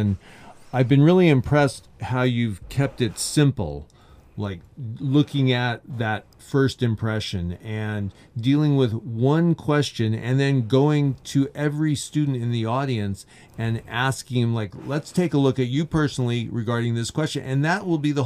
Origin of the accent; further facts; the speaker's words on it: Orange, California, United States; I grew up in Orange, so I've seen it go from dirt fields to what it is today